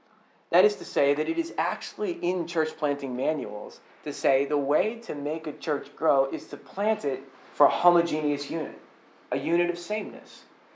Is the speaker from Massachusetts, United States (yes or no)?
yes; Boston, Massachusetts, United States; and I came from Boston, so I know people who were personally abused by clergy members.